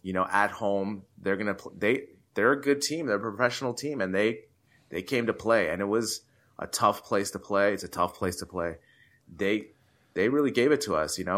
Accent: United States; me being American

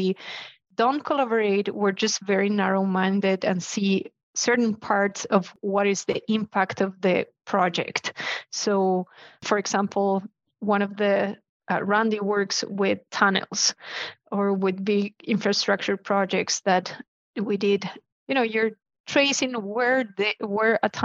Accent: Chile; I'm from Chile.

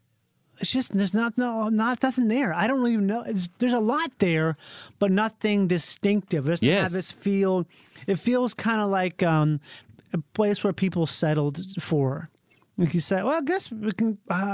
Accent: Columbia, United States; I fucking grew up in Columbia, North, South Columbia, South Carolina.

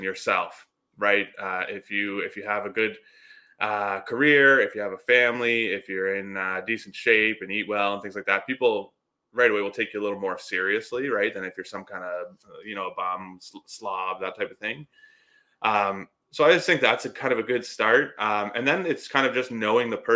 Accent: Canada

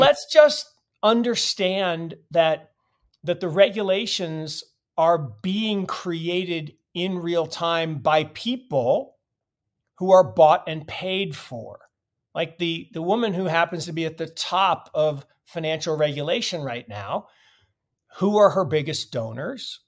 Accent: Seattle, Washington, United States; I grew up in Seattle

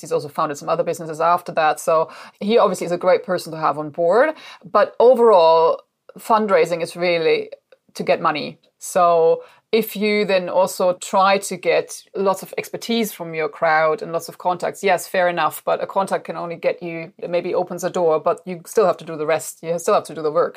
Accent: Germany; now in United Kingdom; Julia and I, we're from Germany originally

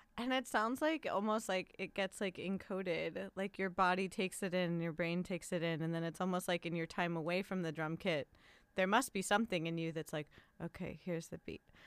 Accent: Los Angeles, California, United States; first language English; I love my hometown

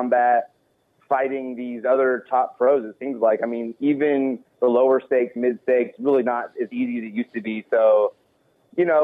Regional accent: Texas, United States; I'm from Texas

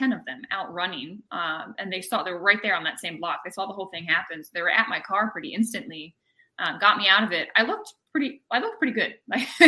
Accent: right outside of Annapolis, Maryland, United States; moved away as an adult; now in Florida, United States; I was born and raised in Maryland, right outside of Annapolis

